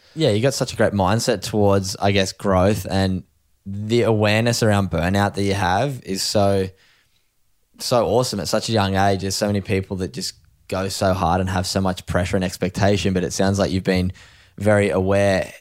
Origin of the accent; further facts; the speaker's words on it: East Coast of Australia, Australia; the surf community in Australia, especially, I guess, along the East Coast, we've both grown up in it